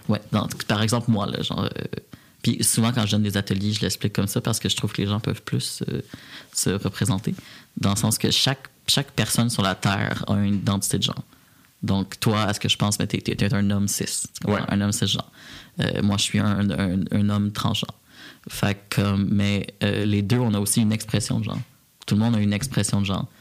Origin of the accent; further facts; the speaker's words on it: Repentigny, Quebec, Canada; now in Montreal, Canada; moi j'ai grandi à Repentigny, en petite banlieue